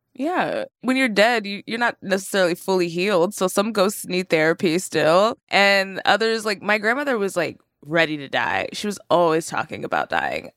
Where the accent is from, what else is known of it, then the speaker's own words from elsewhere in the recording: Terrell, Texas, United States; moved away; I grew up in Texas. I was born in Terrell, Texas, which is, like, a more rural part